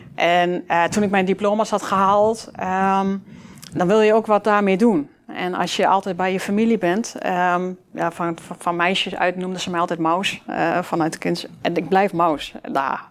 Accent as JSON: {"language": "Dutch", "town": "Enschede", "region": "Overijssel", "country": "Netherlands", "tie": "born or raised there", "said": "Uit Glanenbrug, grotendeels uit Glanenbrug, eh, in Glanenbrug gewoond. Um, ja, dat is wel een beetje waar ik vandaan kom"}